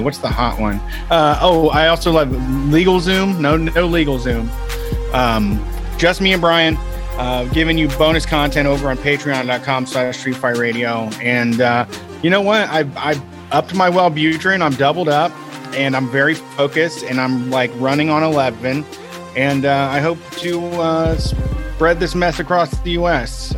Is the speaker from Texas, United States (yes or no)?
no; Reynoldsburg, Ohio, United States; in my hometown in Reynoldsburg, the place closest to me didn't have screens